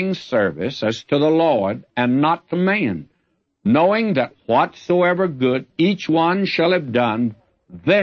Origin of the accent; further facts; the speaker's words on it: the South, United States; I'm a Southerner